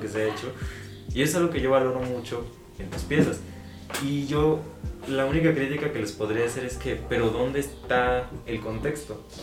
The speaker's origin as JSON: {"language": "Spanish", "country": "Mexico"}